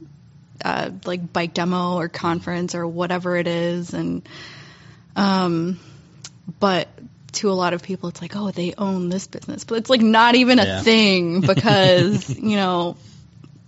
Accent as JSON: {"language": "English", "town": "Reston", "region": "Virginia", "country": "United States", "tie": "born or raised there", "moved": "yes", "lives_now": "Syracuse, United States", "said": "I grew up in Reston and it's a lot of, you know, strip malls"}